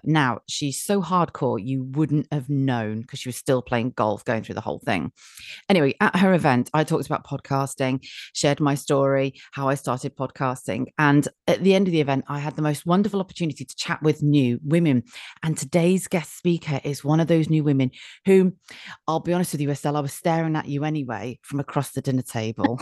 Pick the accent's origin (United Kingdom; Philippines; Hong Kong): United Kingdom; being British